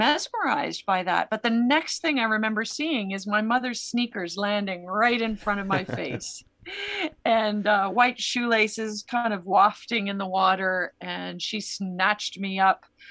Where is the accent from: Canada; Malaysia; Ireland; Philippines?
Canada; I grew up in Canada